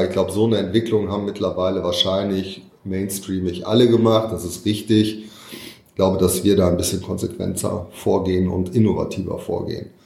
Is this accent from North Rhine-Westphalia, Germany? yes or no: yes; Düsseldorf, North Rhine-Westphalia, Germany; in meiner Heimatstadt